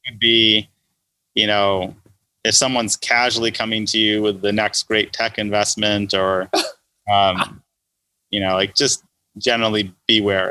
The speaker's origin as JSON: {"language": "English", "town": "Los Angeles", "region": "California", "country": "United States", "tie": "born or raised there", "said": "growing up in Los Angeles"}